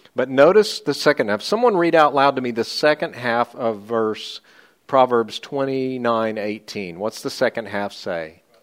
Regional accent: United States; I'm an American, but I'm an American second

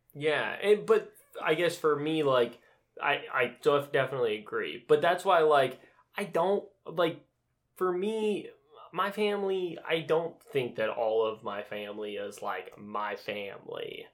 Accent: Utah, United States; moved away; I grew up in Utah

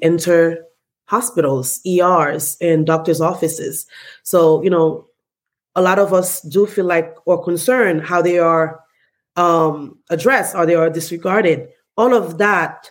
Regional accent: Haiti; moved away; I am originally from Haiti, born and raised.

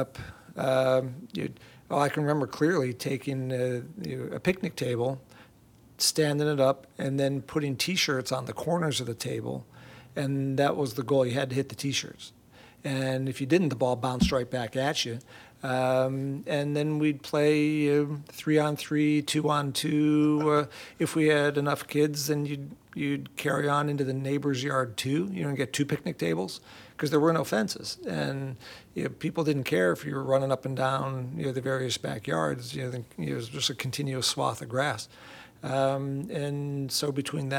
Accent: Camillus, New York, United States; moved away as an adult; also born or lived in Ithaca, New York; now in Houston, United States; I grew up in Camillus, a suburb of Syracuse

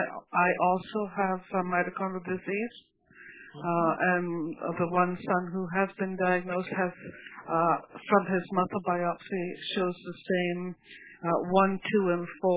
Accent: Western Canada, Canada; I'm from Canada, from Western Canada

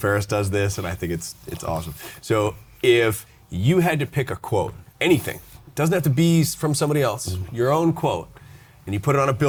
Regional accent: Arizona, United States; now in Chicago, United States; I'm from Arizona, right?

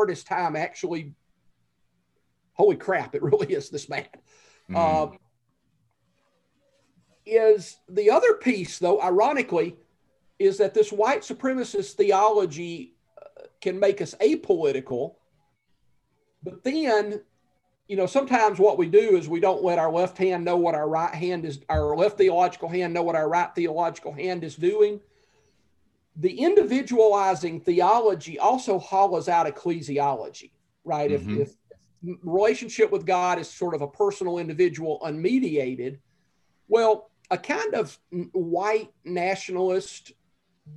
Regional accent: the South, United States; growing up in the South just after the end of literal Jim Crow segregation

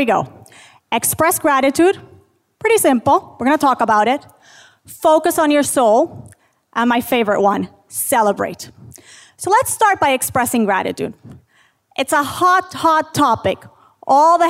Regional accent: Puerto Rico; moved away as an adult; also born or lived in Boston / Manhattan; I grew up in Puerto Rico

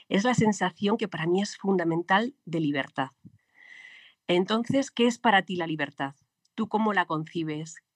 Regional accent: Spain; moved away as an adult; yo terminé la carrera, me fui de España, eh, visité un montón de países, viví en un montón de lugares.

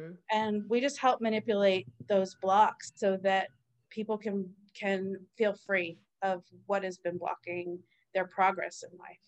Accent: East Coast, United States; I grew up on the East Coast

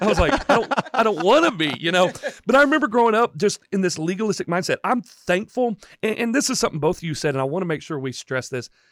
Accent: Chattanooga, Tennessee, United States; also born or lived in Indiana; I came home to Temple Baptist, where I grew up in Chattanooga

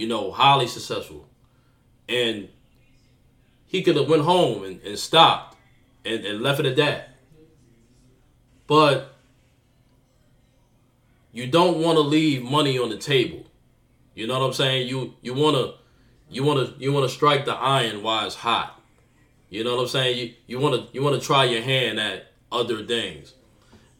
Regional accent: New York City, New York, United States; I'm from Jamaica, Queens, but it's still Queens

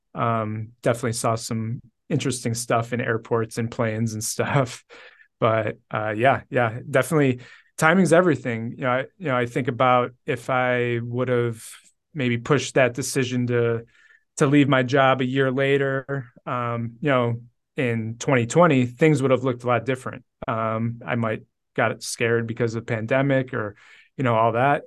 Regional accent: Cleveland, Ohio, United States; born and raised in Cleveland

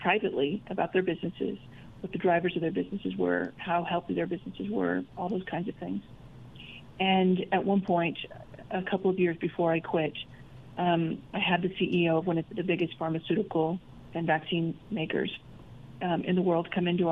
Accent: Idaho, United States; moved away as an adult; also born or lived in London; I grew up mostly in Idaho

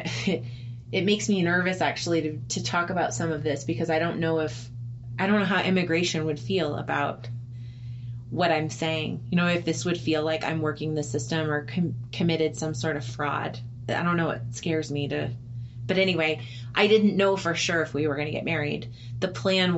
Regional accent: United States; I'm an American.

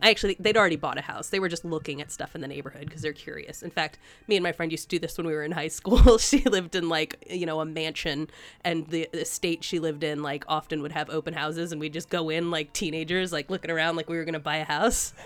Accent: United States; growing up in Ameri-, America

